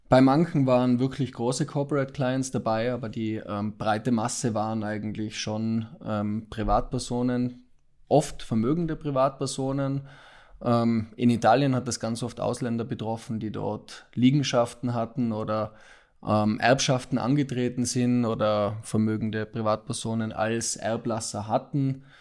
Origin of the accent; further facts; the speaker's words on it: Austria; also born or lived in Milan, Italy; ich habe ursprünglich in Österreich studiert, bin Österreicher, habe dort österreichische Rechtswissenschaften studiert, vier Jahre lang